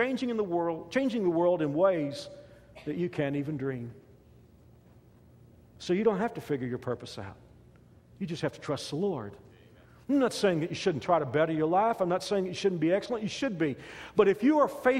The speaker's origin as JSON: {"language": "English", "region": "Texas", "country": "United States", "tie": "born or raised there", "moved": "as an adult", "lives_now": "Kansas, United States", "said": "I grew up in Texas"}